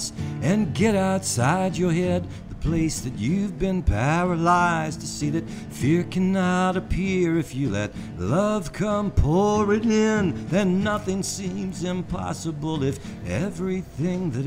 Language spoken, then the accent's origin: English; New Orleans, Louisiana, United States; Growing up in New Orleans, it's a port town